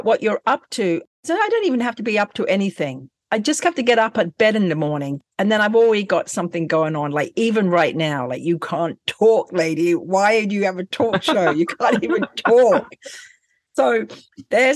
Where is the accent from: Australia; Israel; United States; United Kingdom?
United Kingdom; England; moved away; I never was brought up in Scottsdale. I'm from England